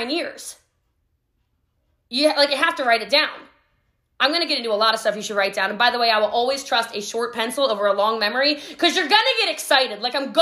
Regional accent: Hawaii, United States; I'm Hawaiian

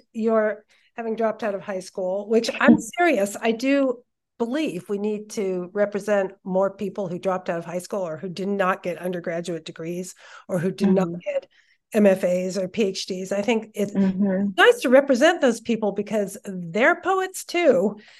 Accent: Santa Cruz, California, United States; because I grew up in Santa Cruz too.

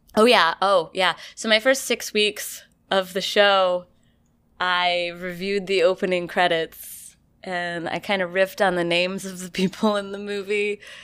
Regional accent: about 15 miles north of Saratoga, New York, United States; born or raised there; moved away

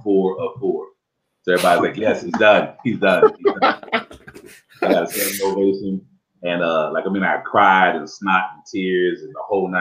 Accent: Dayton, Ohio, United States; also born or lived in Cincinnati, Ohio / Tucson, Arizona / Phoenix, Arizona / Charlotte, North Carolina; now in Los Angeles, United States; I was raised in Dayton, Ohio. So I'm a Midwest boy at heart

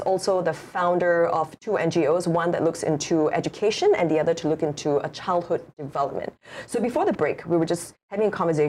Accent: Singapore; moved away as an adult; now in Hawaii, United States; my husband's Korean and I'm from Singapore. We're both from, you know, these very like high stress societies.

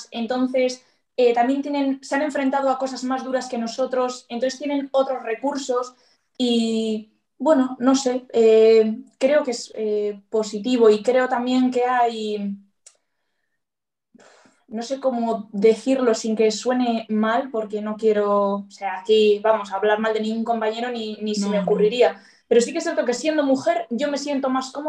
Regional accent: Bilbao, Basque Country, Spain; Y soy de Bilbao y estoy muy contenta con mi policía, por cierto.

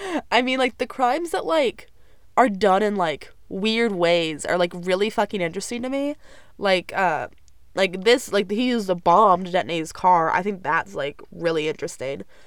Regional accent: Texas, United States; I'm ready to kind of get out of my hometown. I'm really excited to get out of Texas for a little while

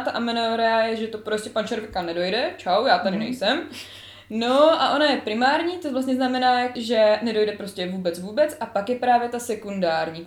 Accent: Znojmo, South Moravian Region, Czechia; jsem ze Znojma

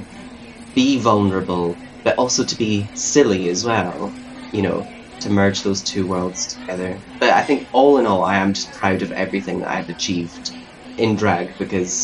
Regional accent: the Highlands, Scotland, United Kingdom; moved away as an adult; now in Glasgow, United Kingdom

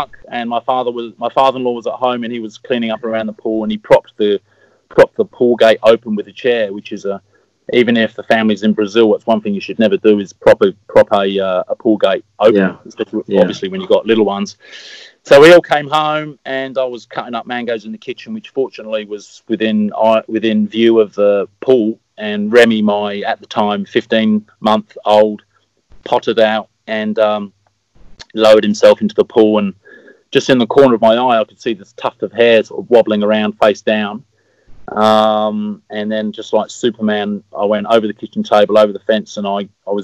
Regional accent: Eastbourne, South East England, United Kingdom; I grew up in Eastbourne

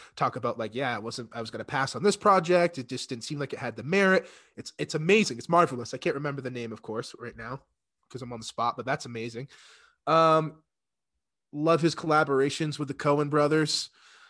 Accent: United States; I guess and again, maybe because we're from the States, you know, this probably holds a little more reverence for the guys across the pond

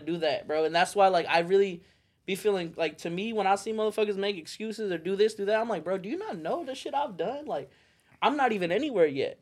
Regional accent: Phoenix, Arizona, United States; moved away as an adult; also born or lived in Las Vegas, Nevada; I moved away from Phoenix and I moved to Vegas

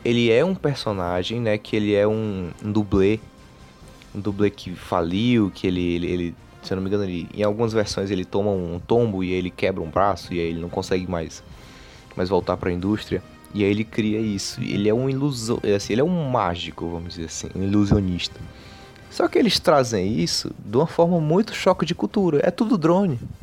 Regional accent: Ceará, Brazil; somos cearenses

